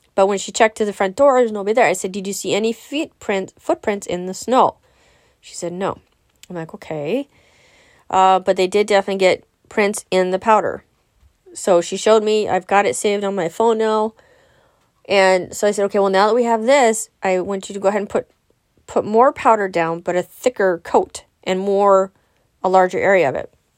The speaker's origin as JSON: {"language": "English", "region": "California", "country": "United States", "tie": "born or raised there", "said": "I'm born and raised in California"}